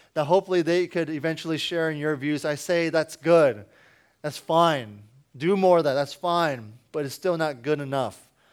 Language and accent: English; Washington, District of Columbia, United States